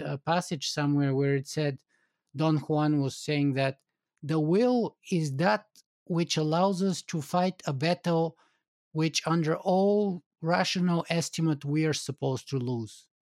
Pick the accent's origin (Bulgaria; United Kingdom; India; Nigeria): Bulgaria; moved away; I grew up in Bulgaria